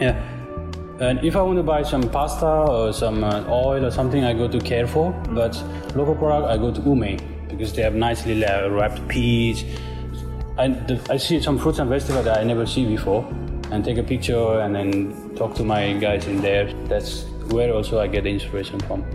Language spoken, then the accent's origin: English; Nepal; now in Shenzhen, China; I come from Nepal